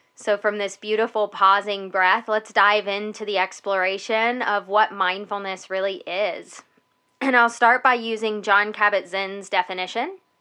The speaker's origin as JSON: {"language": "English", "country": "United States", "said": "Welcome to being an American here in the United States."}